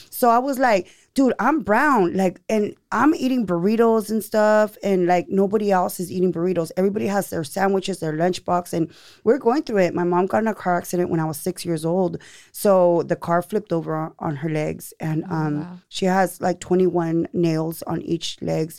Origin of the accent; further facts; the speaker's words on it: Seaside, California, United States; also born or lived in Monterey; now in Salinas, United States; I'm from Seaside. Yes. But I live here in Salinas now